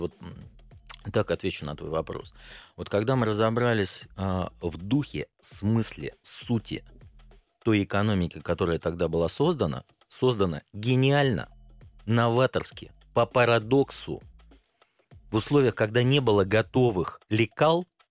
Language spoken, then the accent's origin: Russian; Klin, Moscow Oblast, Russia; moved away as an adult; now in Moscow, Russia; Родился я в Подмосковье, город Клин, так. Московской области. Там прожил до 29 лет, потом переехал в Москву.